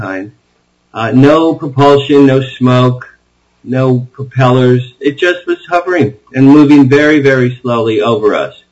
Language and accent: English; West Deal, New Jersey, United States; now in Beverly Hills, United States; I grew up just outside of Asbury Park, New Jersey, the Jersey Shore